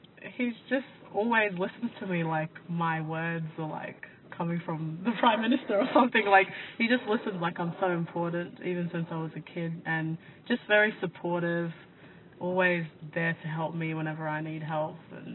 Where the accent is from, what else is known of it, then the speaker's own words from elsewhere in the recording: Brisbane, Queensland, Australia; born there; Well, I was born in Brisbane and I think I grew up more in my Indigenous side than my African side.